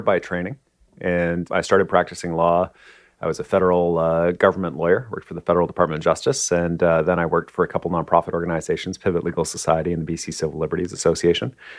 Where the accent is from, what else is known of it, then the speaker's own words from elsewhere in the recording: Kitchener, Ontario, Canada; moved away as an adult; also born or lived in Nova Scotia; now in Vancouver, Canada; I grew up in Kitchener, Ontario